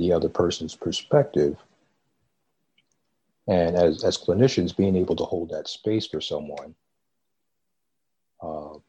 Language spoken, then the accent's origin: English; Baltimore and New York City, East Coast, United States; moved away as an adult; also born or lived in Midwest; I grew up in Baltimore and in New York City